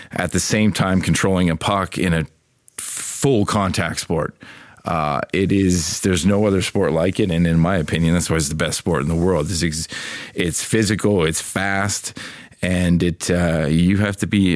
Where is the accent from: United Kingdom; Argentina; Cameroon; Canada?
Canada; moved away; I'm Canadian. I grew up in Canada.